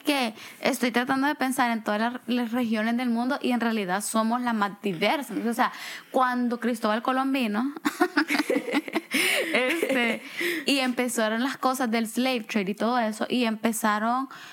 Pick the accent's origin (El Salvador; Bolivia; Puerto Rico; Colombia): El Salvador; moved away; siendo yo salvadoreña